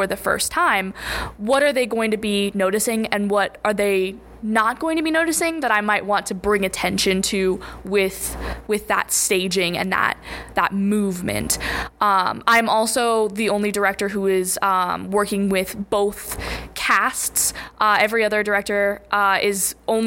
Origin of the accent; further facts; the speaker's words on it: Denver, Colorado, United States; moved away; I'm from Denver, Colorado